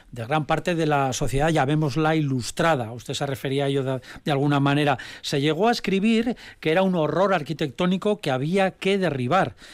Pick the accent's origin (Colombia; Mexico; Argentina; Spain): Spain; A Coruña, Galicia; soy de Coruña.